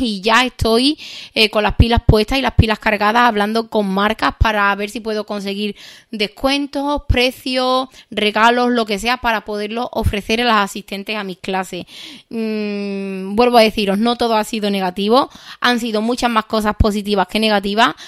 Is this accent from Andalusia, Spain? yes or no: yes; Seville, Andalusia, Spain; soy de Sevilla